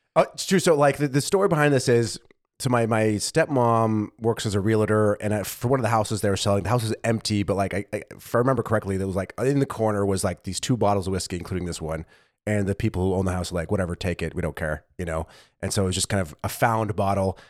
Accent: United States; now in Germany

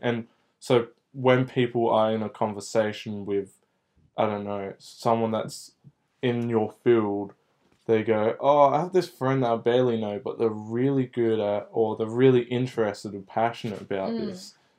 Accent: Clare Valley, South Australia, Australia; I'm originally from Clare Valley

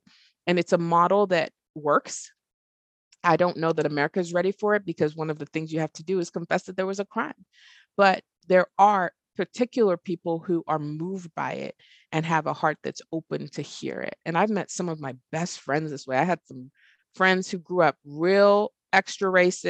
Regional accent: Texas, United States; now in Arkansas, United States; I live in Arkansas, you know, and I'm from Texas

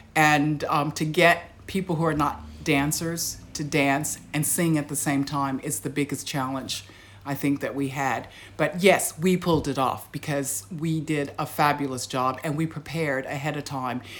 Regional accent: United States; now in Australia; being American

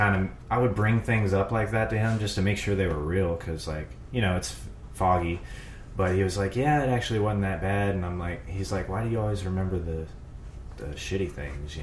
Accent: Zachary, Louisiana, United States; I was born in Zachary, Louisiana, about 40 miles north of Baton Rouge, in a trailer park with my dad

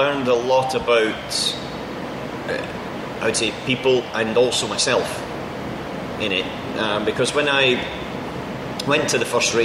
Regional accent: Scotland, United Kingdom; we're all Scottish and we all come from the same place

